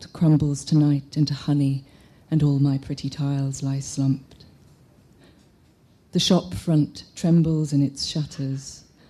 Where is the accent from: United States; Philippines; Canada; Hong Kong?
Hong Kong; I'm from Hong Kong